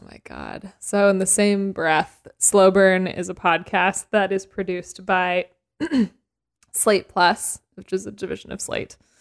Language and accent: English; Canada; I'm Canadian